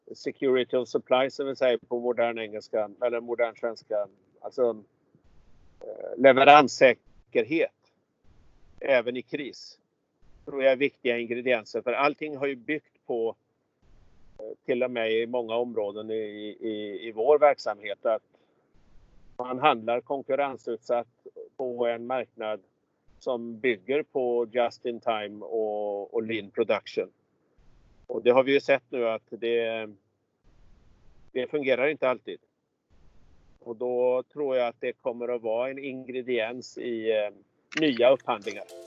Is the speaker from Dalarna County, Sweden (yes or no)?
no; Hunnebostrand, Västra Götaland, Sweden; just nu i Hunnebostrand på västkusten där jag är ifrån